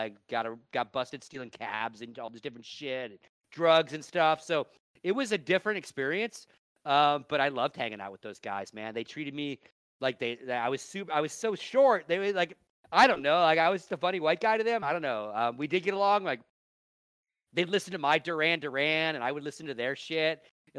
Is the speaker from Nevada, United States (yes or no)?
yes; Nevada, United States; I grew up in Nevada.